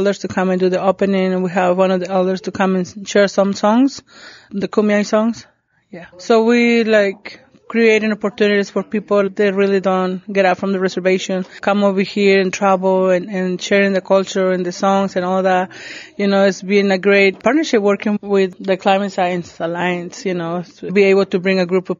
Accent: San José de la Zorra, Baja California, Mexico; I'm Kumiai from San Jose de la Zorra

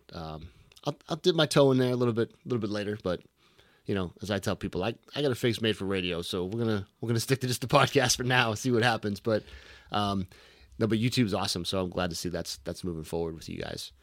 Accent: Boston, Massachusetts, United States; I'm from Boston

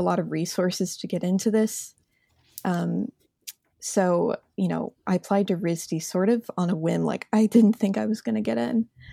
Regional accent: Indianapolis, Indiana, United States; moved away as an adult; I'm from Indiana. That's my home. I've lived in Indianapolis, um, all the way up until college in the same house.

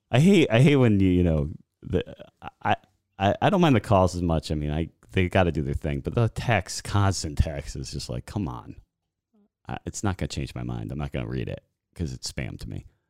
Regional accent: Boston, Massachusetts, United States; moved away; I was raised in Boston area, everything Boston

